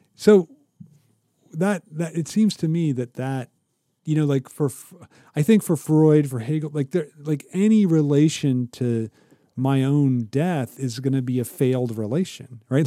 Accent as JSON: {"language": "English", "region": "Ohio", "country": "United States", "moved": "yes", "said": "I'm from Ohio, but I'm not rooted there."}